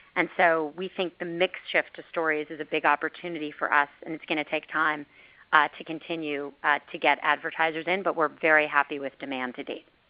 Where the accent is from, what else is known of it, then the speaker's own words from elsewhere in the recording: Miami, Florida, United States; I went to Facebook's Community Boost in my hometown of Miami